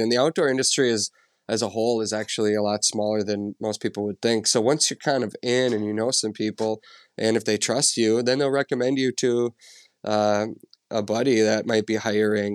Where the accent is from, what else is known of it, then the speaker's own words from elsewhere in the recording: central Minnesota, United States; I grew up in Minnesota, uh, central Minnesota